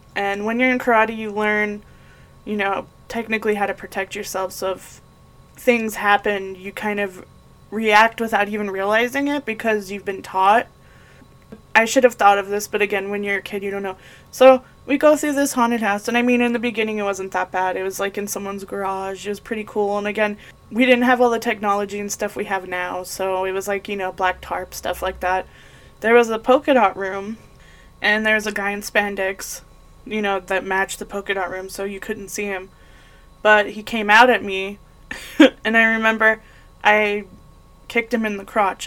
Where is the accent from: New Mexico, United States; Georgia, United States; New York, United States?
New Mexico, United States; Las Cruces; now in Arizona, United States; I grew up in Las Cruces, New Mexico